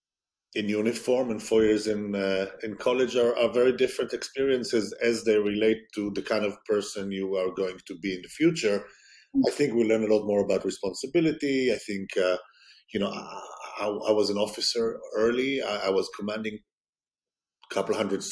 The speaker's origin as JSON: {"language": "English", "country": "Israel", "tie": "born or raised there", "said": "growing up in Israel, the army piece is not discretionary."}